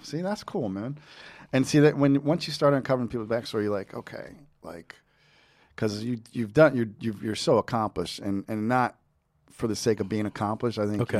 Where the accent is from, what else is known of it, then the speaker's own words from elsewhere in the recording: New Jersey, United States; he's also from Jersey like me.